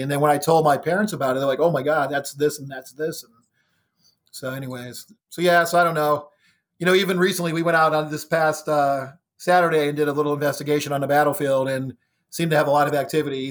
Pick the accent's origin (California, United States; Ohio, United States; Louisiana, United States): Ohio, United States; moved away as an adult; now in Virginia, United States; I was living in Ohio, born and raised in Ohio. I moved to Virginia in two thousand nine